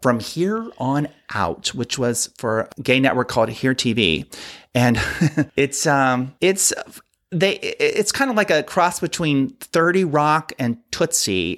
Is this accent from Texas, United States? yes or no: no; Ohio, United States; now in Palm Springs, United States; I grew up in Ohio